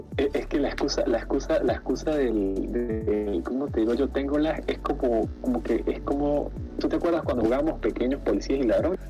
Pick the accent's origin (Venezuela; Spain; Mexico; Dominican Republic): Venezuela; yo soy pues, pues venezolano